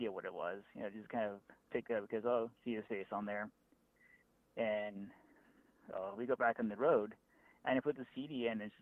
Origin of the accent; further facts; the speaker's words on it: Tuba City, Arizona, United States; moved away as an adult; also born or lived in Flagstaff, Arizona; now in Scottsdale, United States; I grew up in Tuba City. I lived there until I was about 18 or 19 years old, and then I moved out to Flagstaff for a few years